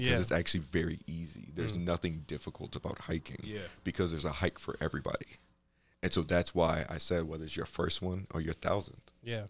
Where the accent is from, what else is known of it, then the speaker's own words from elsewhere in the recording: Chicago, Illinois, United States; So I'm from Chicago.